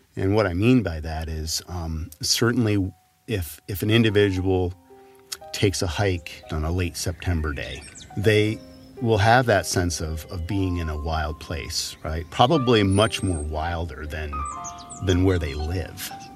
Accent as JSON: {"language": "English", "region": "Wyoming", "country": "United States", "tie": "born or raised there", "moved": "yes", "lives_now": "Montana, United States", "said": "As I grew up in Wyoming, uh, as a child"}